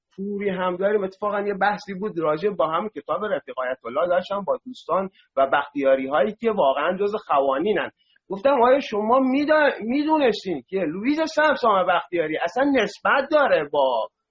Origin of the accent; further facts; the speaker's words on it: Masjed Soleyman, Khuzestan, Iran; من بختیاری هستم بچه مسجد سلیمان هم هستم